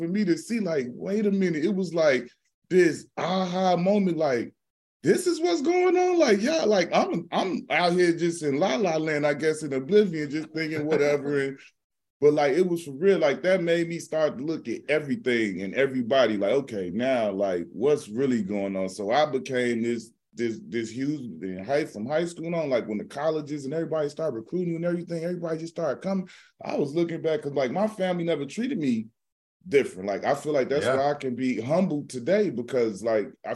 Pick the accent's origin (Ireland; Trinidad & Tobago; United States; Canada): United States; Midwest; moved away; I'm not from the West Coast. I'm from the Midwest, so they really don't know me right like that out West